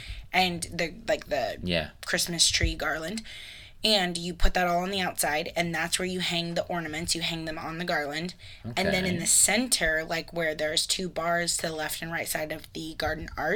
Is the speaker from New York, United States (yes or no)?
no; Florida, United States; now in Midwest, United States; I grew up in Florida